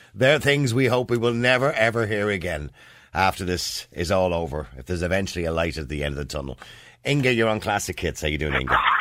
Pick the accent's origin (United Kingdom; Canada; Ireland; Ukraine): Ireland; we've always done it as Irish people